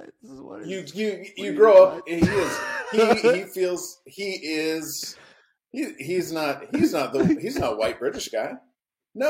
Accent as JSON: {"language": "English", "region": "Oklahoma", "country": "United States", "tie": "born or raised there", "said": "I grew up in Oklahoma, a lot of Native Americans here"}